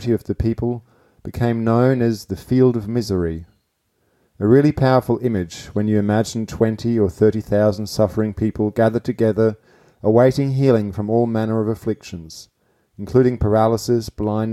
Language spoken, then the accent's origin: English; Gütersloh, North Rhine-Westphalia, Germany; now in Adelaide, Australia; I grew up in a town called Gütersloh